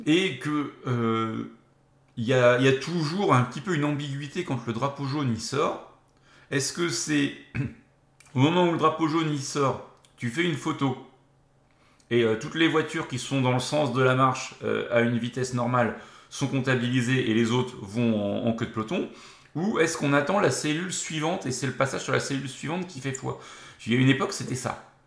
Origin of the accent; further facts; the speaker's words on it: France; chez nous en France